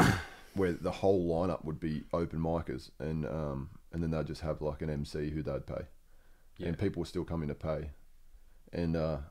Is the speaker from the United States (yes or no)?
no; New South Wales, Australia; And Central Coast. I'm from Central Coast, which is between Newcastle and Sydney.